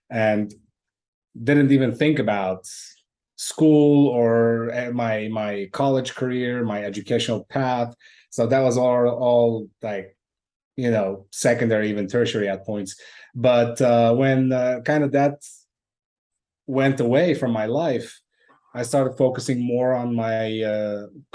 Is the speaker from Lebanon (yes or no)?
yes; Lebanon; moved away; was born and raised in Lebanon, but yeah, by ancestry, I'm Armenian